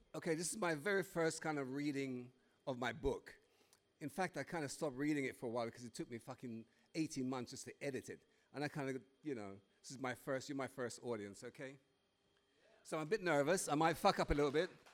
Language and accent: English; Jamaica; now in United Kingdom; as a kid growing up in Jamaica